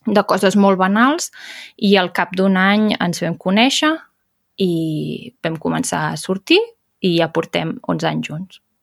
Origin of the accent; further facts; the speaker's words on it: Berguedà, Catalonia, Spain; el Berguedà, que és d'on sóc jo